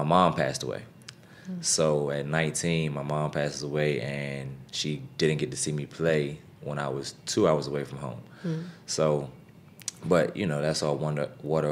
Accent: Capitol Heights, Maryland, United States; also born or lived in Poughkeepsie, New York; I grew up in the Capitol Heights, Sea Pleasant area

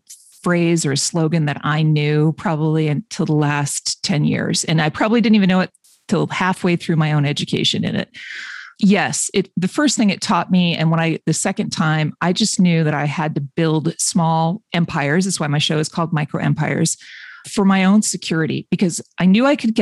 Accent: Boston, Massachusetts, United States; I'm from Boston area-ish

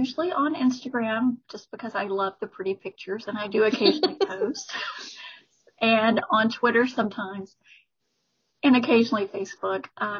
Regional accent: Alabama, United States; moved away; I'm from Alabama originally.

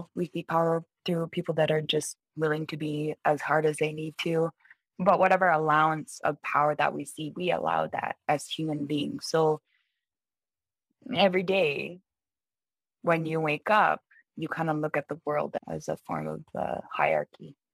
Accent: Baker Lake, Nunavut, Canada; my hometown is Baker Lake

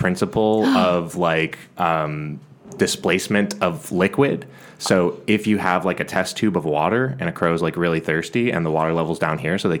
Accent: San Jose, California, United States; moved away as an adult; also born or lived in Chicago / Portland; now in Los Angeles, United States; Yeah, Bay Area. I'm from San Jose.

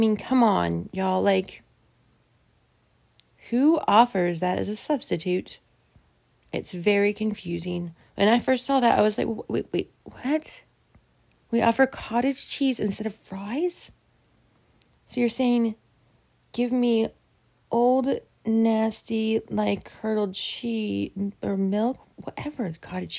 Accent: the South, United States; I'm from the South

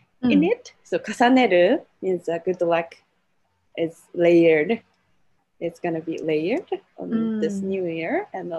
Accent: Kyoto, Japan; now in Canada; In Kyoto, my hometown, we use shiro miso.

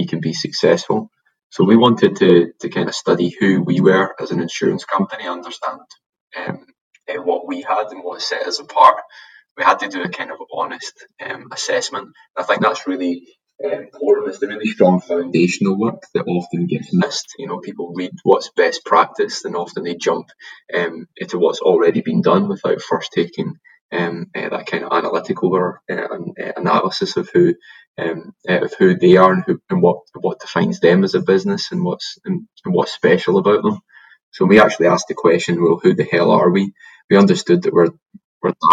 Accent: Glasgow, Scotland, United Kingdom; moved away as an adult; now in Sunshine Coast, Australia; I'm from Glasgow originally, so I'm an immigrant to Australia

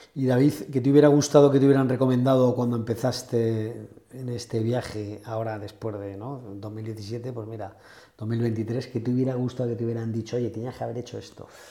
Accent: Spain; siendo como somos los españoles

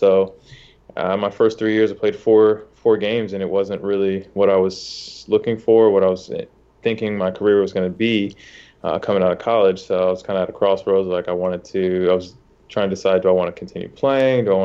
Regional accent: Charlotte, North Carolina, United States; also born or lived in Ohio; born in Ohio, grew up in Charlotte for, for most of my life. Went to went to middle school, high school here.

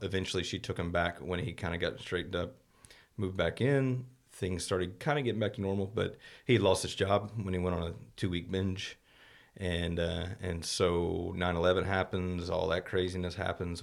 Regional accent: Morrow, Georgia, United States; moved away as an adult; also born or lived in Texas; now in Terrell, United States; grew up in Morrow for the most part, which is about, about as far from Atlanta as we are from Dallas.

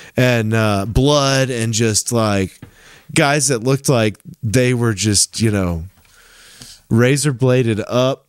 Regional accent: Tennessee, United States; when I was growing up in Tennessee in the nineties

